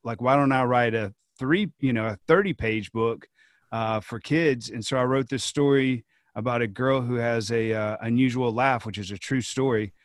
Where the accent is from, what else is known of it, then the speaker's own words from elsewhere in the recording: Georgia, United States; kids in my home state